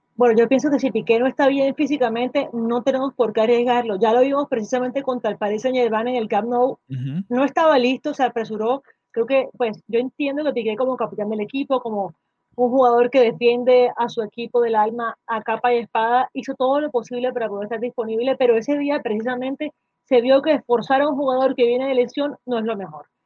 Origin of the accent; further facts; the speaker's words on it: Colombia; aquí en mi país